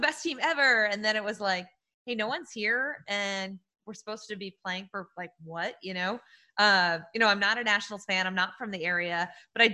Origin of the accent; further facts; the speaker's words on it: New England, United States; I'm from New England. So like I grew up a Yankees fan